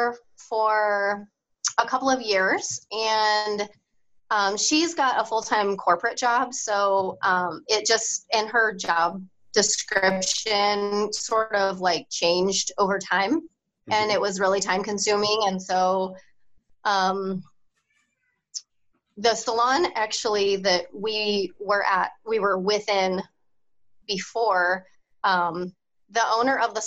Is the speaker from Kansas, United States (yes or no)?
yes; Topeka, Kansas, United States; also born or lived in St. Louis, Missouri; So I moved back at some point to my hometown and did some spray tanning here and there